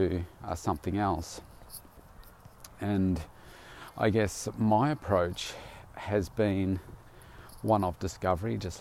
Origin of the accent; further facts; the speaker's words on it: Bendigo, Victoria, Australia; I came from Bendigo, and there was only a handful of gyms at the time, maybe even three in my town